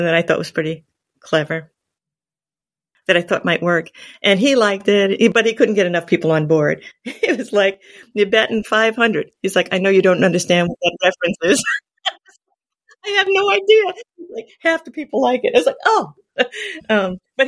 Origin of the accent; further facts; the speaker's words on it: Long Island, New York, United States; I grew up in Long Island